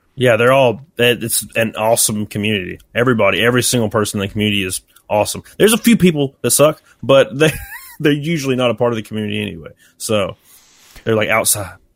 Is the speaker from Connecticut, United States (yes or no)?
no; Alabama, United States; accent: rednecky; my voice sounds very, like, rednecky, and I can't help it. It's just, I'm from Alabama.